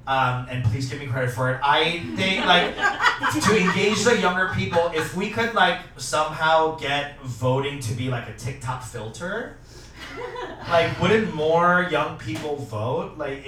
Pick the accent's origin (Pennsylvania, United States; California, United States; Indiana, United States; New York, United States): California, United States; I'm from California, and we just had our midterm elections.